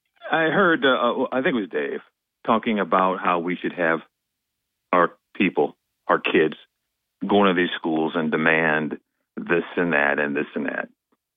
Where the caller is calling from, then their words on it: Binghamton, New York, United States; Hey, … from Binghamton.